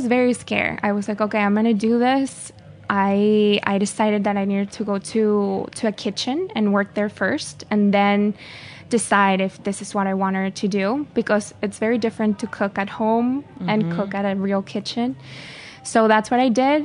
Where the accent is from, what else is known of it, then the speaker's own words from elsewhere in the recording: Caracas, Capital District, Venezuela; moved away as an adult; also born or lived in France / Spain; now in New York, United States; I'm from Caracas, the city. I was born and raised there